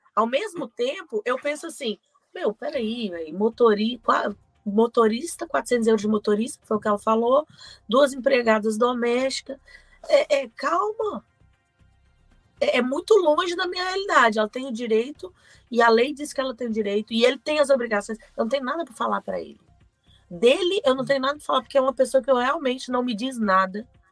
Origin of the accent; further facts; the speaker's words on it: Belo Horizonte, Minas Gerais, Brazil; eu sou de Belo Horizonte